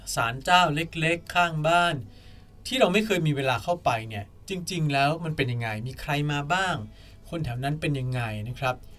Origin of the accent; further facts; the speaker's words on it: Bangkok, Thailand; พวกเราชาวกรุงเทพ